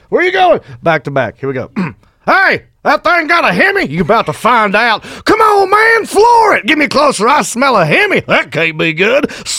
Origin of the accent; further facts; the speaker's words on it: the South, United States; accent: Southern; moved away; I'm from the South. That's about it. I was born there.